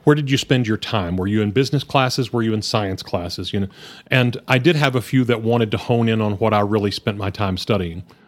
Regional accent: Hereford, Texas, United States; also born or lived in Lubbock; I grew up in Hereford, uh, born and raised in the region

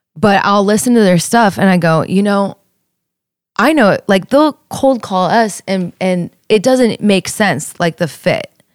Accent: Youngstown, Ohio, United States; I'm from Youngstown

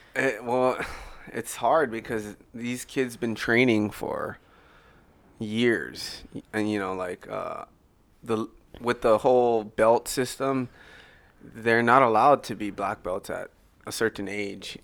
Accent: Oahu, Hawaii, United States; moved away as an adult; also born or lived in Maui; since I moved from Maui to Oahu, she raised me

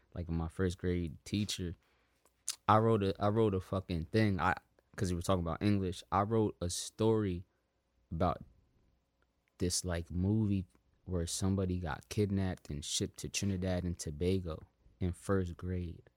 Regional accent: South Africa; I'm South African

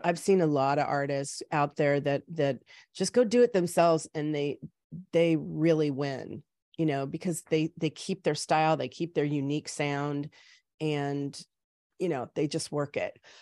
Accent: Salem, Oregon, United States; moved away as an adult; also born or lived in Oakland, California; now in California, United States; I was born here in California, in Oakland, and then my parents moved us up when I was probably like seven or eight, um, up to Salem, Oregon

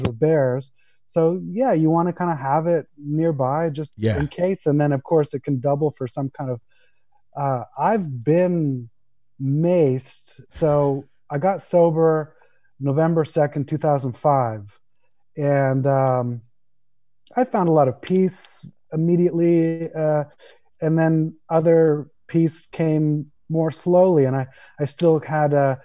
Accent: Vancouver, British Columbia, Canada; moved away as an adult; now in Los Angeles, United States; I grew up in Vancouver, Canada

